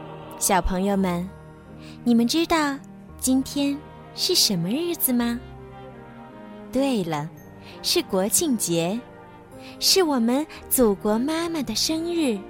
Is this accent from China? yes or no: yes; China; 我们是中国人，